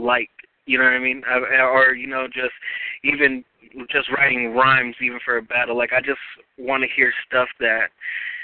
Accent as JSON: {"language": "English", "town": "Watsonville", "region": "California", "country": "United States", "said": "I'm still originally from Watsonville"}